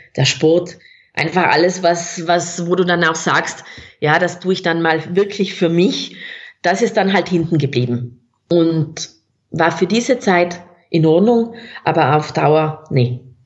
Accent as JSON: {"language": "German", "area": "South Tyrol", "region": "Trentino-Alto Adige", "country": "Italy", "tie": "born or raised there", "also_born_or_lived": "Innsbruck, Austria", "accent": "South Tyrolean", "moved": "as an adult", "lives_now": "Austria", "said": "man hört es auch von meinem Dialekt, ich bin gebürtige Südtirolerin, Italienerin"}